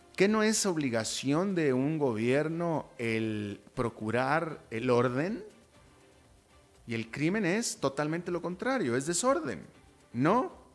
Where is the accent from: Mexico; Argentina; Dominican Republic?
Mexico; como mexicano